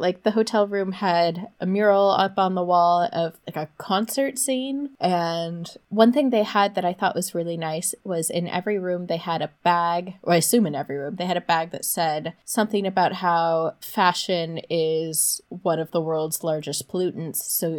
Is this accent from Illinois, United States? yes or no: no; Los Angeles, California, United States; I got a Dodgers hat because I figured at least I was from Los Angeles.